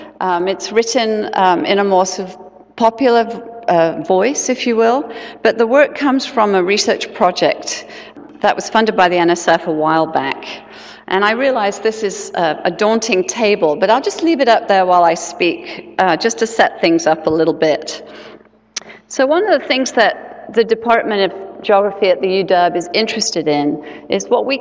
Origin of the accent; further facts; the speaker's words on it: England, United Kingdom; now in Seattle, United States; I'm originally from England